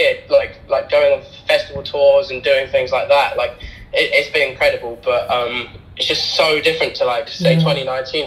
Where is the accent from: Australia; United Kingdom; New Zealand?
United Kingdom; Bedford, East of England; I'm from Bedford, and it's just completely different